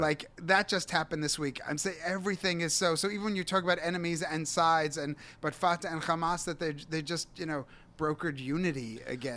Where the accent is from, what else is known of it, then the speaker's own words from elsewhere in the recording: New York City, New York, United States; moved away as an adult; also born or lived in Israel; then I moved back to New York City